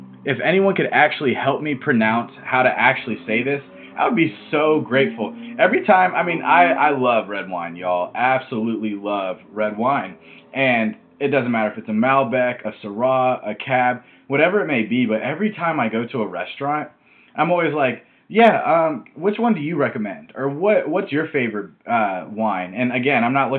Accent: Atlanta, Georgia, United States; Growing up in Atlanta, I got to grow up during a really fun time

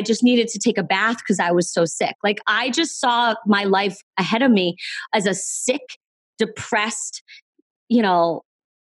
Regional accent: East Coast, United States; I'm from the East Coast

